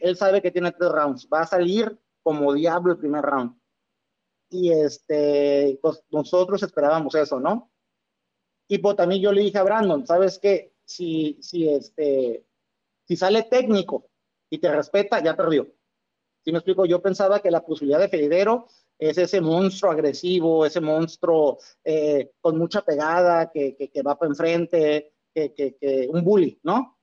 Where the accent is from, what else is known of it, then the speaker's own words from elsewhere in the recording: Tijuana, Baja California, Mexico; como tijuanense, como mexicano